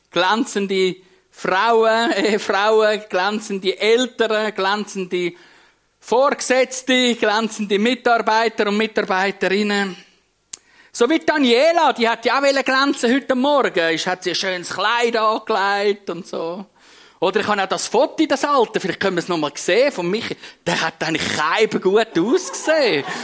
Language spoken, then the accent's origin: German; Switzerland; Als, als Schweizer wenn wir glänzen, als Prediger wenn wir glänzen